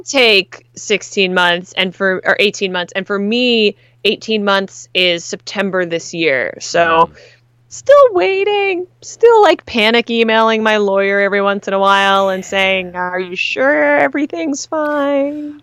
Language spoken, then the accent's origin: English; Canada; now in United States; As a Canadian